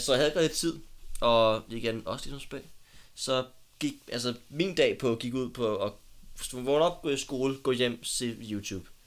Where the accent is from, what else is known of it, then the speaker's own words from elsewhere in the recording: Copenhagen, Capital Region of Denmark, Denmark; blev født i København. Ja. Og jeg blev født på Ride. Ja. Øhm, og boede de første seks år af mit liv inde på Sølvgade i København